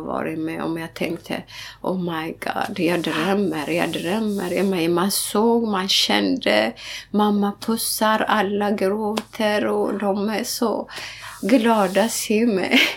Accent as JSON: {"language": "Swedish", "area": "Wollega", "region": "Oromia", "country": "Ethiopia", "tie": "born or raised there", "moved": "yes", "lives_now": "Sweden", "said": "Wallaga kaffe, där jag är född"}